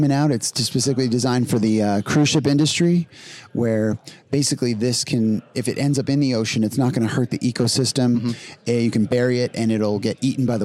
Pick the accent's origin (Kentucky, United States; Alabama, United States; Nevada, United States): Nevada, United States; Las Vegas; We're live in Las Vegas, which is my hometown.